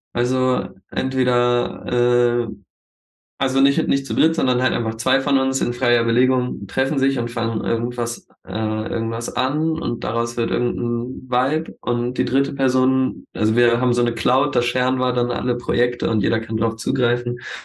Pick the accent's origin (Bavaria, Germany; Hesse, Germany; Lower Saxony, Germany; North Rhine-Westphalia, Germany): Lower Saxony, Germany; Hildesheim; now in Hanover, Germany; wir kommen alle aus Hildesheim